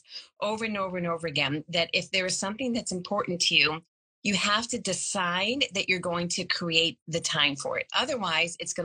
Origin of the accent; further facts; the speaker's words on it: Boston, Massachusetts, United States; I'm from the Boston area